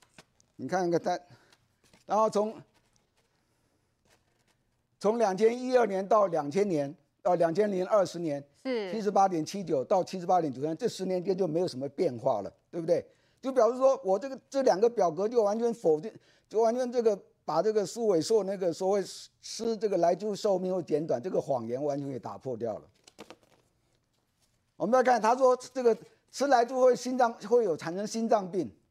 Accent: United States; 你知道吗？我们美国人，我们尤其我们 NASA 对太空人健康啊。

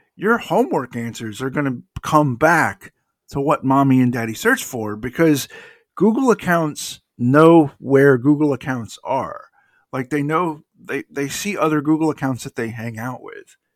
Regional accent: DeKalb County, Georgia, United States; you and I grew up in DeKalb County, Georgia

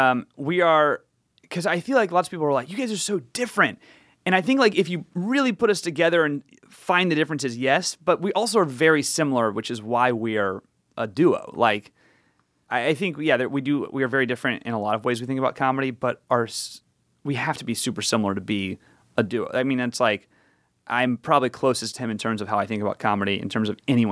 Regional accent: the South, United States; Not really, but I grew up in the South, and it was part of what you did.

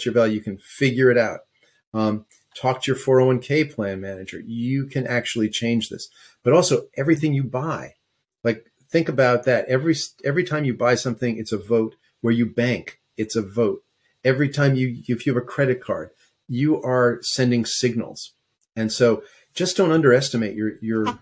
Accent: New York, United States; moved away as an adult; now in West Coast, United States; I was born in New York and went to NYU and lived there forever until I moved out to the West Coast. So, yeah, that's home

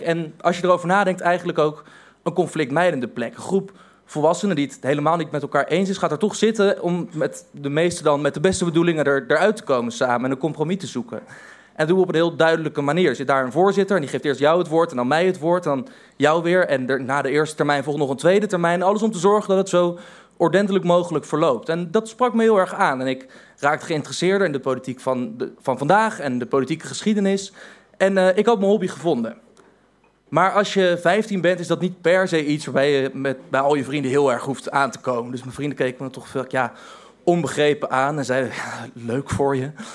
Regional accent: Voorburg, South Holland, Netherlands; En ik ben opgegroeid in Voorburg, een eh, gemeente direct tegen Den Haag aan

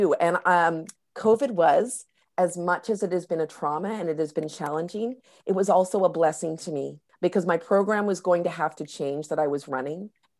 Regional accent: North Vancouver, British Columbia, Canada; I live here in North Vancouver. I grew up here on the North Shore of Vancouver.

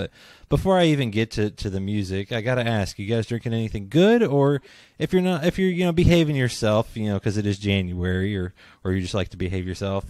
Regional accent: near Pittsburgh, Pennsylvania, United States; now in Kentucky, United States; I grew up near Pittsburgh

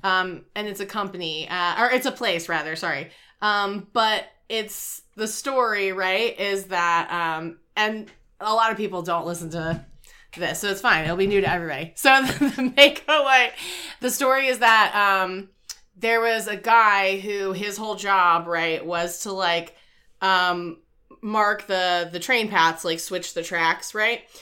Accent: Wilmington, North Carolina, United States; I'm from Wilmington, North Carolina

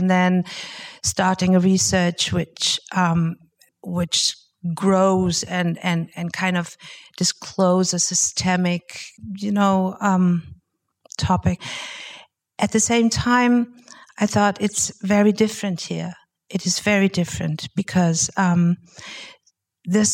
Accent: Germany; I'm from Germany.

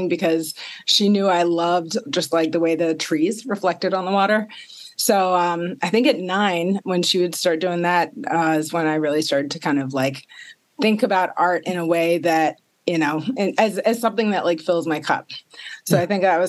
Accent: Maryland, United States; born and raised in Maryland

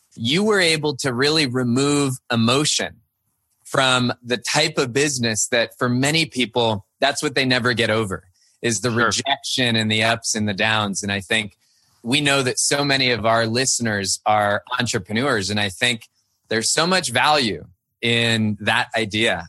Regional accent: Cupertino, California, United States; also born or lived in Virginia; now in Midwest, United States; I grew up in Cupertino, California

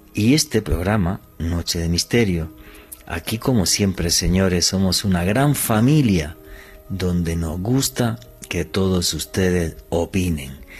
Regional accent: Granada, Andalusia, Spain; en la ciudad de Granada, en España, de donde soy

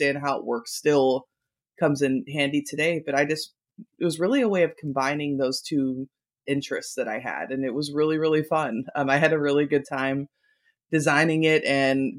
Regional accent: Kentucky, United States; I'm from Kentucky

